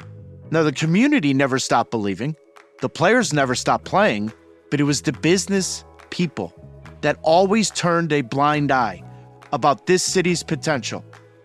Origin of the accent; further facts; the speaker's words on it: St. Louis, Missouri, United States; I grew up in St. Louis. St. Louis is the city that raised me.